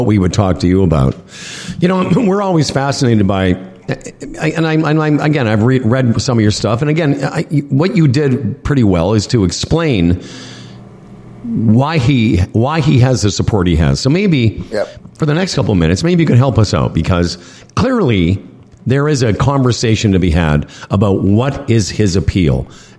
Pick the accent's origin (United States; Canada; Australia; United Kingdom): Canada; Western Canada; I grew up, one of the reasons I'm not a Leaf fan is I grew up hating Montreal and Toronto because that's all we saw on Saturday night.